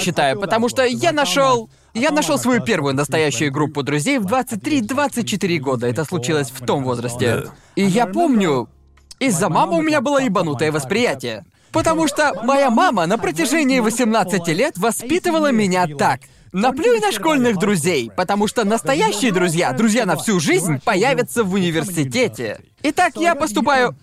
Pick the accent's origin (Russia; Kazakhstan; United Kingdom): United Kingdom; England; moved away as an adult; also born or lived in Thailand; И это не то место, откуда я родом